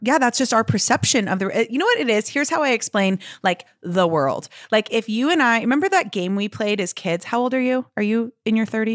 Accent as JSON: {"language": "English", "town": "Santa Monica", "region": "California", "country": "United States", "tie": "born or raised there", "also_born_or_lived": "London / San Diego", "moved": "as an adult", "said": "I grew up in Los Angeles, so in and out of the entertainment industry"}